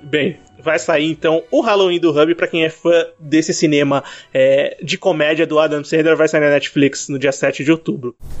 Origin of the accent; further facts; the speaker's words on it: Brazil; eu sou brasileiro